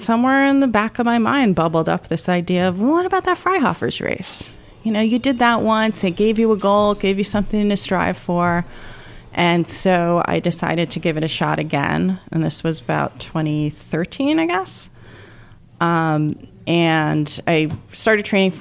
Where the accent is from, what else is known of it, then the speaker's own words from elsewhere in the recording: Shoreham, New York, United States; now in Guilderland, United States; I grew up on Long Island, so Shoreham